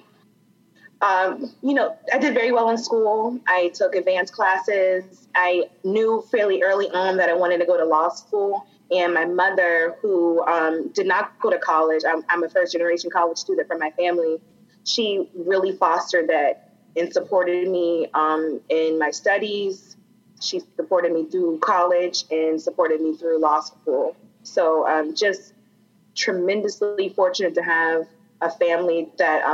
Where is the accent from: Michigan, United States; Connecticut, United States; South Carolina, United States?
South Carolina, United States; Charleston; I grew up in Charleston. My family has always been here